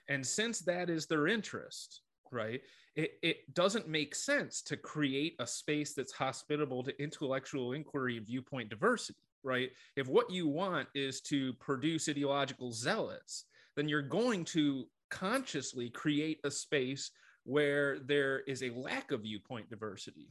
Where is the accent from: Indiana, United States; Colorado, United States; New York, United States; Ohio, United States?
New York, United States; Rochester; I grew up in Rochester, New York